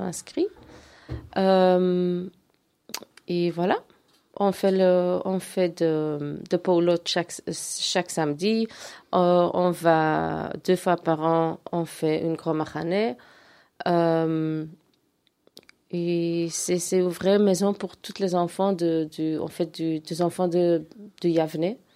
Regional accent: Antwerp, Flanders, Belgium; je suis grandi en Verse

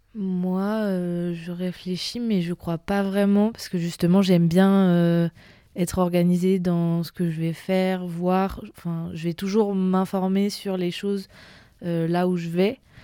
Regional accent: Vence, Provence-Alpes-Côte d'Azur, France; je viens à l'origine du sud de la France, à côté de Nice, dans une, petite, c'est pas vraiment une petite ville, mais qui s'appelle Vence

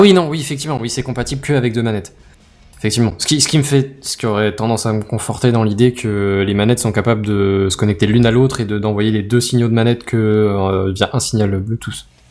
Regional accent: France; chez nous en France

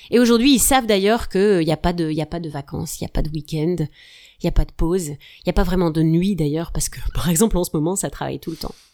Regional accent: Hauts-de-France, France; Je suis une ch'ti.

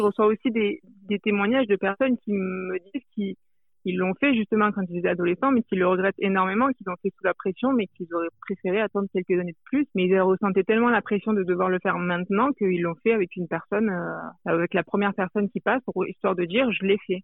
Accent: France; je viens de la France

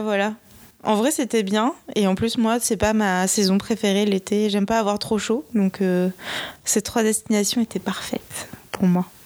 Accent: Bordeaux, Nouvelle-Aquitaine, France; moved away; je viens de Bordeaux, donc euh, j'ai été voir ma famille

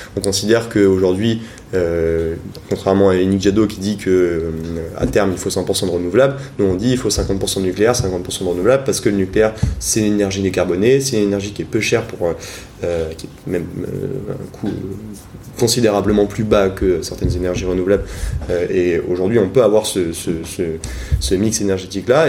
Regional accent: Rennes, Brittany, France; also born or lived in Paris; je suis originaire donc de Rennes.

